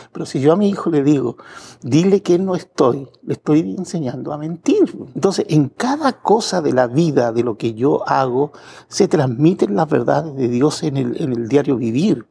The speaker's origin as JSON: {"language": "Spanish", "country": "Chile", "said": "yo soy chileno"}